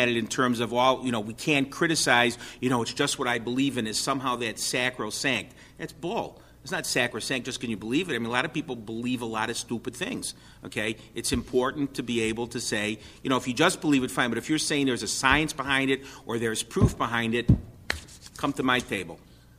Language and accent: English; New York, United States; You don't have the proof for it, forget it. I'm from New York.